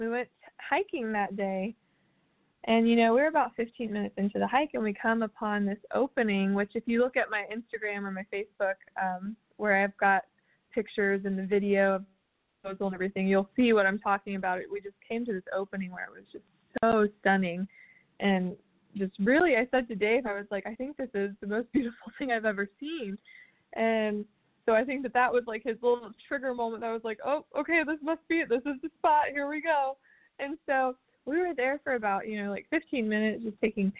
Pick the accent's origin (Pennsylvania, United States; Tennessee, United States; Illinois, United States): Tennessee, United States; Nashville; This is my hometown. I was born here and lived here my entire life.